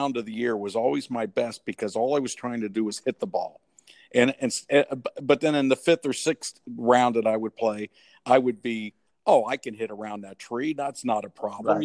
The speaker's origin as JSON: {"language": "English", "region": "Ohio", "country": "United States", "said": "I'm from Ohio."}